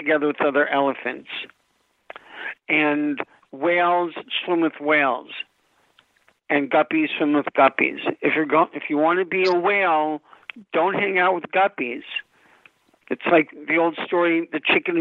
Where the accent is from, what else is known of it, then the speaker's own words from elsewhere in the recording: Los Angeles, California, United States; I grew up in Los Angeles in the 80s when we had a lot of tumbleweeds here